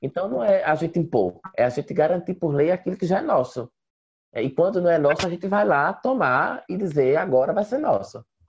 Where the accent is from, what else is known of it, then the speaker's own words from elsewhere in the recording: Passira, Pernambuco, Brazil; also born or lived in Recife; eu sou do interior, eu sou de Passira, Grécia Setentrional de Pernambuco